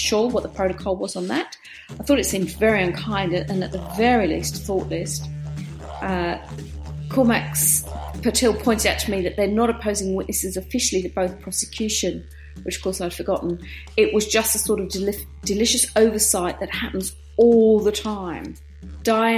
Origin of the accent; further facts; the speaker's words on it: Australia; our courts in Australia